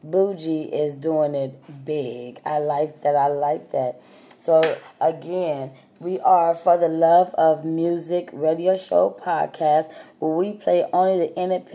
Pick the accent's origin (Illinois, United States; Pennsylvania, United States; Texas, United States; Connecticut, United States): Texas, United States; I'm from Texas